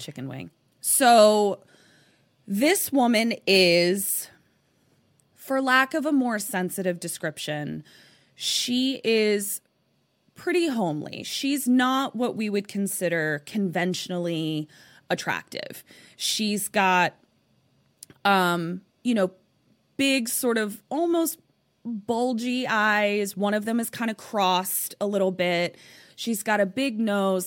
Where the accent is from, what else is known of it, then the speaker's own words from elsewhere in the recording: Baltimore, Maryland, United States; now in West Coast, United States; I'm from Baltimore, so, like, I know how to be cold